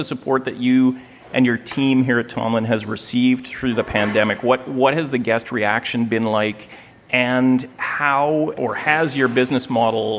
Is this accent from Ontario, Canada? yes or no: yes; Thunder Bay, Ontario, Canada; moved away; my hometown of Thunder Bay